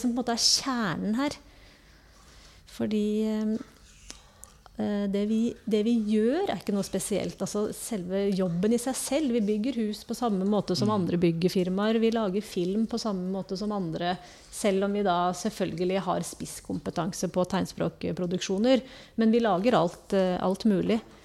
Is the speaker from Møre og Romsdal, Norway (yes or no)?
yes; Kristiansund, Møre og Romsdal, Norway; moved away as an adult; also born or lived in Trondheim / Oslo / Bergen / Ål, Hallingdal; now in Sandefjord, Norway; Egentlig så er jeg fra Kristiansund